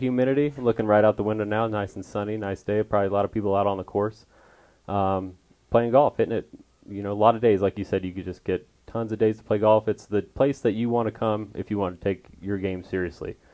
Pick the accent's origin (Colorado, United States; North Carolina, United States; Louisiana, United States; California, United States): Colorado, United States; Westminster; moved away as an adult; also born or lived in Trinidad, Colorado / Alamosa, Colorado; now in Arizona, United States; I grew up in Westminster, Colorado, little suburb outside of Denver